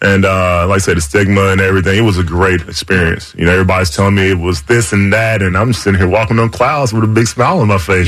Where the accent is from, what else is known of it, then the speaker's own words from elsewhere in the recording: the South, United States; I'm from the South